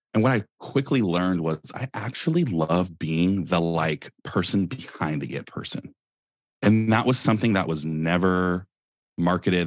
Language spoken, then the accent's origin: English; Silicon Valley, California, United States; I'm from Silicon Valley.